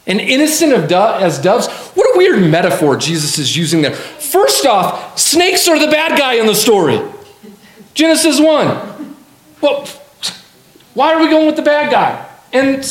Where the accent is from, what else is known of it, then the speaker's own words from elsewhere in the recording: Colorado Springs, Colorado, United States; I grew up in Colorado Springs